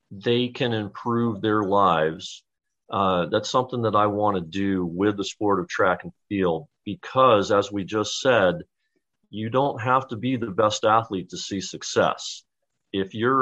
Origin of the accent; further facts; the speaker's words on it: Dayton, Ohio, United States; moved away as an adult; also born or lived in New York / New Haven, Connecticut; now in Chicago, United States; My wife and I are actually going to move back to my hometown of Dayton, Ohio